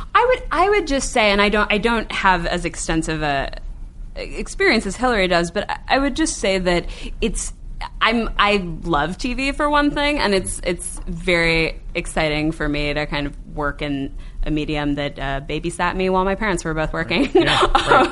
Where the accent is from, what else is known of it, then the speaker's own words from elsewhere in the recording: Cleveland, Ohio, United States; Cleveland, Ohio, my hometown